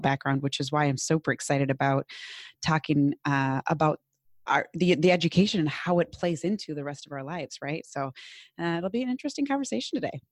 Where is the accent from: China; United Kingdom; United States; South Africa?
United States; Minnesota; accent: Minnesotan; my very Minnesotan accent.